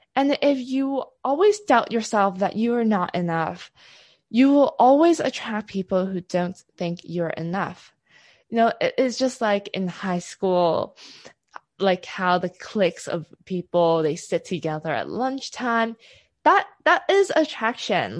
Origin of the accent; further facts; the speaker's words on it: Hong Kong; So I come from Hong Kong, from a very typical Asian family.